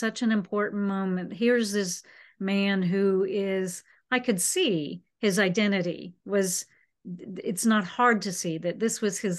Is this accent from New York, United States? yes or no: no; Florida, United States; I was from the West Coast of Florida, the Tampa Bay area.